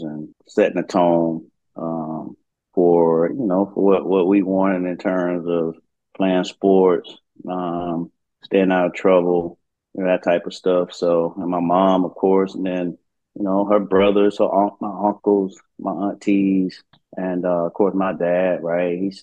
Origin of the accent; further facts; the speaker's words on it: Montgomery, Alabama, United States; I grew up in Montgomery. Mainly Ridgecrest